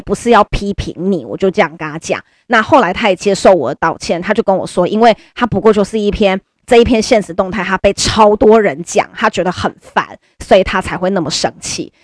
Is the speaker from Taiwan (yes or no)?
yes; Taiwan; first language Chinese; 我们都是台湾人，就是中文就是我们的母语，那我们也没有人是留学生，或者我们没有人是从小就住在国外的